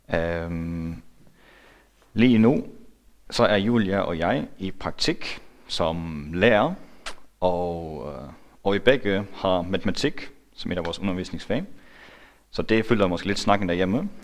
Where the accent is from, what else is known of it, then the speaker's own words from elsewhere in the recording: Faroe Islands; now in Denmark; Jeg er færing